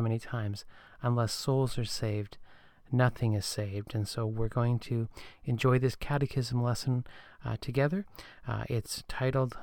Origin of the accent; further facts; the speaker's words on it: Canada; I'm from Canada